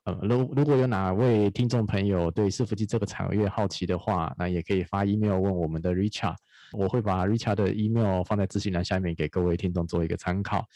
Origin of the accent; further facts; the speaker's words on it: Taiwan; 在台湾生活，我觉得蛮高兴